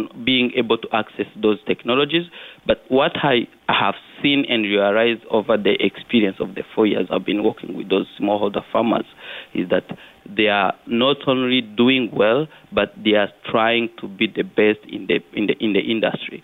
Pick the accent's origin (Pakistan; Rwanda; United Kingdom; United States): Rwanda; Kirehe, Eastern Province; also born or lived in Kigali, Rwanda; I was born in Kigali, but I happen to have grown up in a rural area of Rwanda in eastern Kirehe. So I was raised by my grandma